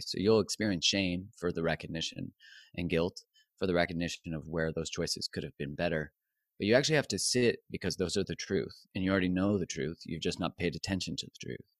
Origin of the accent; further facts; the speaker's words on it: Canada; I'm Canadian